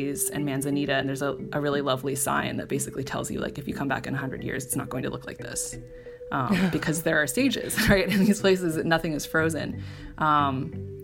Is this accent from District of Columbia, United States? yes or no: no; Cupertino, California, United States; growing up in the Bay Area